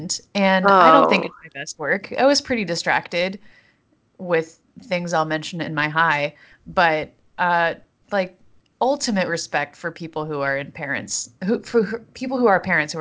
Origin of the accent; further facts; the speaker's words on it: North Carolina, United States; growing up in North Carolina